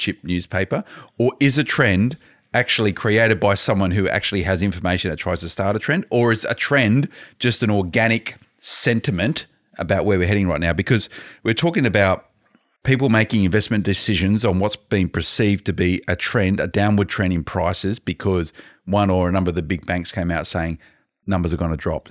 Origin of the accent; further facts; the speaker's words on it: Blacktown, New South Wales, Australia; I grew up in Blacktown